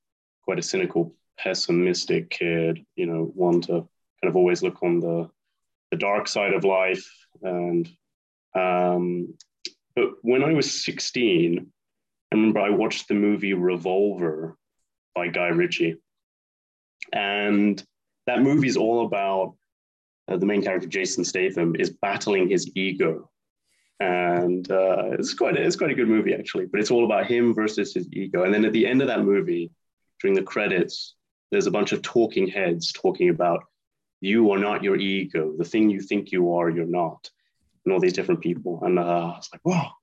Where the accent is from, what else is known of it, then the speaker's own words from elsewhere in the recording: United Kingdom; moved away as an adult; now in Spain; I'm an Anglo-American, born and raised near London